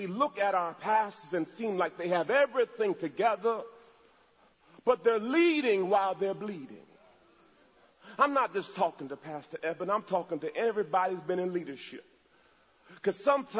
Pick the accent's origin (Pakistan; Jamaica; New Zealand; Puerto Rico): Jamaica; I'm from Jamaica